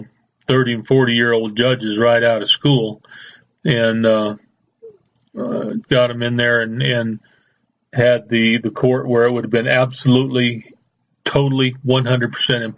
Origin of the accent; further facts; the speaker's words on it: United States; I'm Native American. I was born and raised here. That makes me a Native American.